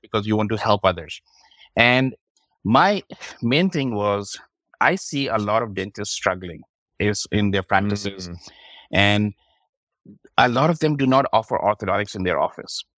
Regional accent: Pakistan; moved away as an adult; also born or lived in Kansas City, Missouri / St. Louis; now in United States; I'm originally from Pakistan. So came to the United States back in 2002

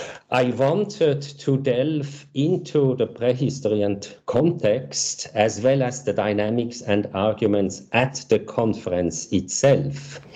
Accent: Switzerland; moved away as an adult; also born or lived in Zurich; now in Newcastle, Australia; Yeah, I'm a historian from Switzerland, now working in Australia at the University of Newcastle at the Center for the Study of Violence.

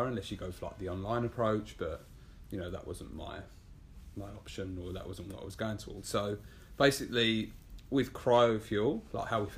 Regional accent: London, United Kingdom; accent: English; moved away as an adult; now in New York, United States; I'm originally from England, from London. I moved here about 2.5 years ago now

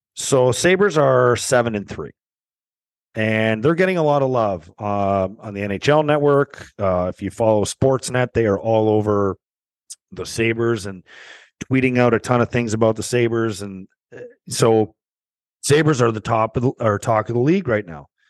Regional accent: Canada; being Canadian

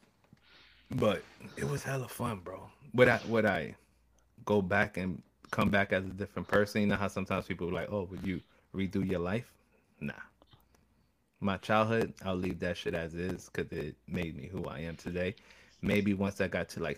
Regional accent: New York, United States; I was born and raised in New York

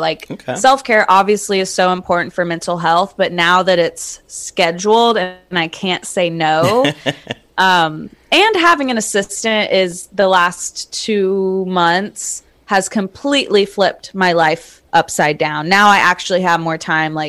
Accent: Charlotte, North Carolina, United States; also born or lived in small town near Wilmington, North Carolina; I was born and raised in Charlotte

